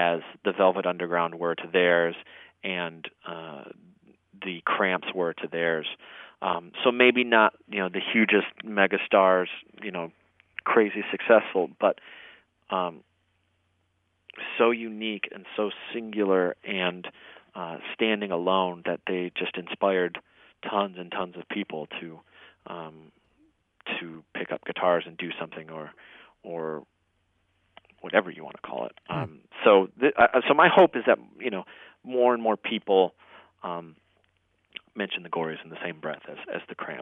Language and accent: English; Detroit, Michigan, United States; moved away as an adult; now in Nashville, United States; growing up in Detroit